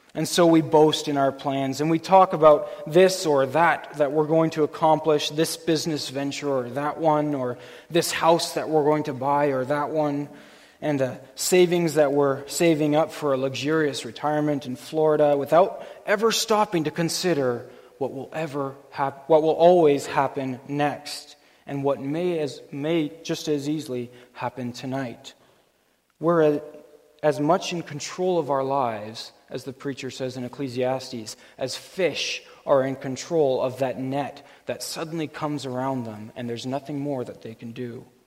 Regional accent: Canada; our Canadian culture

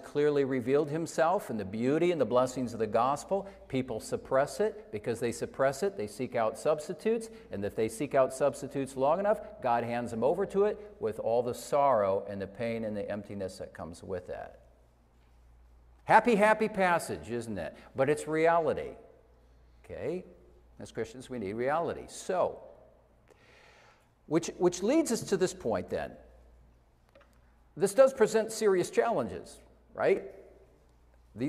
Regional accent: Iowa, United States; moved away; I took a trip to where I grew up in Iowa

